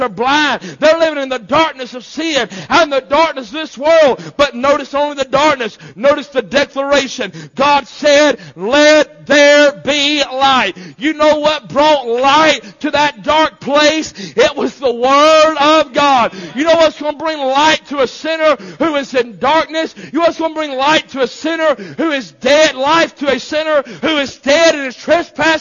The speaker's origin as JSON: {"language": "English", "country": "United States", "said": "I'm an American"}